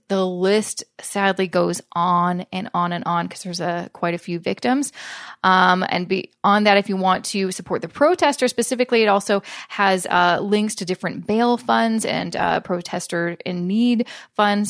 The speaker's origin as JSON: {"language": "English", "country": "Canada", "said": "I'm a Canadian"}